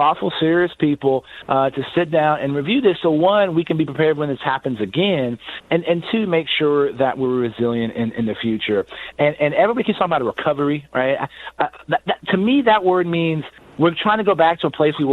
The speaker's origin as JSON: {"language": "English", "town": "San Antonio", "region": "Texas", "country": "United States", "tie": "born or raised there", "said": "my hometown of San Antonio"}